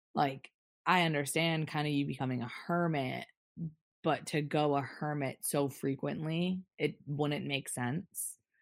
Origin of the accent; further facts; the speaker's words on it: New York, United States; I grew up in New York